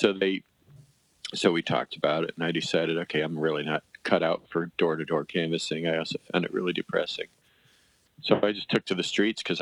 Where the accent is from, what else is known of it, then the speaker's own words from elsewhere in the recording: Coventry, Connecticut, United States; moved away as an adult; also born or lived in Madison; I grew up in Coventry